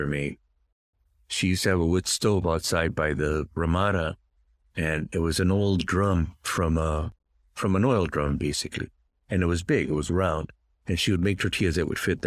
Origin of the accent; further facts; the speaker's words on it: Tucson, Arizona, United States; I grew up in Tucson, Arizona, on the south side of Tucson